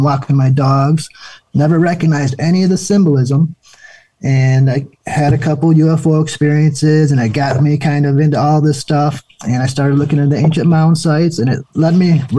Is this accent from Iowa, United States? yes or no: no; Michigan, United States; also born or lived in Flint, Michigan / Detroit, Michigan; I grew up in Michigan my whole life